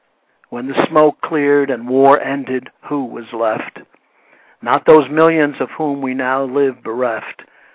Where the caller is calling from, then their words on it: Princeton, West Virginia, United States; also born or lived in Lodi, United States; I'm here in Princeton, West Virginia.